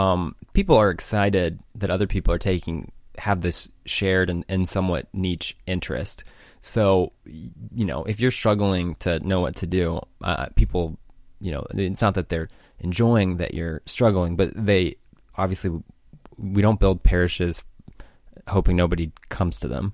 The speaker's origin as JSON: {"language": "English", "country": "United States", "said": "I'm from America"}